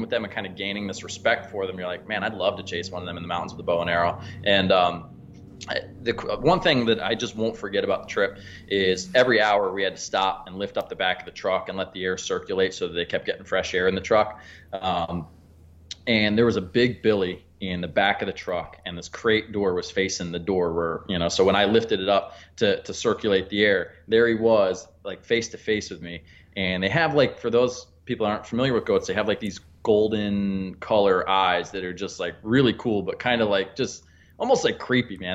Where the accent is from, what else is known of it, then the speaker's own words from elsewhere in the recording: Pennsylvania, United States; I'm from Pennsylvania